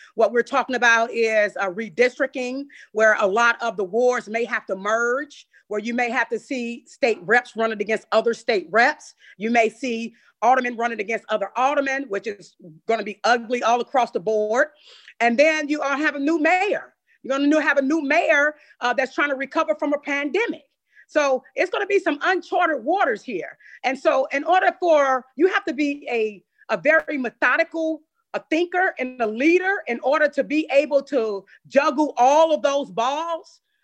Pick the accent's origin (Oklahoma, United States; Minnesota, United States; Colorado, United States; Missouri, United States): Missouri, United States; St. Louis; I come from the Doris Webby housing projects